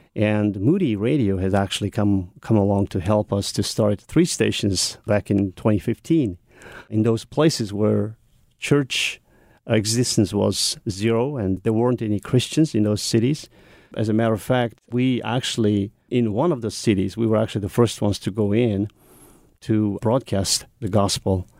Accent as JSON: {"language": "English", "country": "Mongolia", "tie": "born or raised there", "second_language": "English", "said": "growing up in Mongolia"}